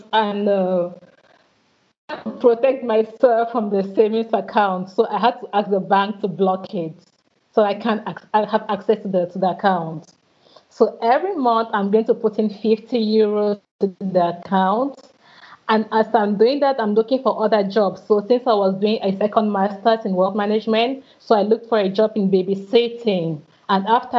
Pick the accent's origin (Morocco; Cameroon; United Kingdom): Cameroon; moved away as an adult; also born or lived in Rennes, France; When I left my country, my home country, Cameroon, to go to France for my studies